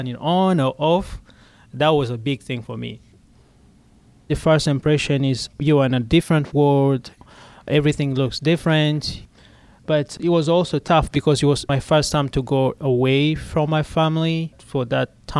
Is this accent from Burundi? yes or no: yes; Burundi; moved away as an adult; now in Pittsburgh, United States; I was born in Burundi, but my citizenship is Rwanda.